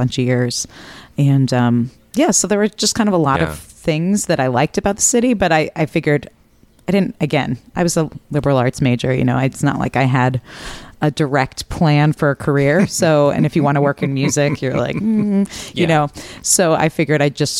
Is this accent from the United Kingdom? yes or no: no; New Haven, Connecticut, United States; moved away as an adult; also born or lived in Ohio; now in Minneapolis, United States; I'm originally from New Haven, Connecticut